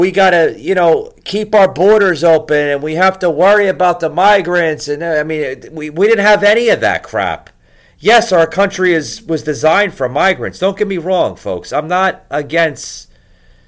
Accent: New Jersey, United States; I grew up in New Jersey

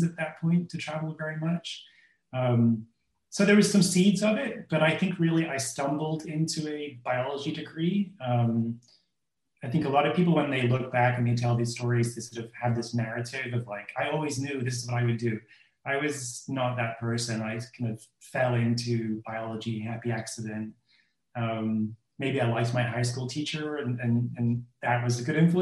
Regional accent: Portaferry, Northern Ireland, United Kingdom; moved away as an adult; also born or lived in London; now in Santa Barbara, United States; I grew up in Northern Ireland in a small town called Portaferry, which is just on the shores of Strangford Loch, which is about an hour south of Belfast.

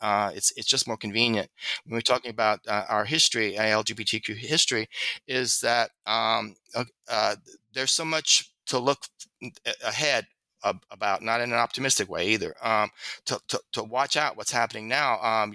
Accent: the South, United States; because I'm a Southerner, also maybe I have a prejudice for that accessibility.

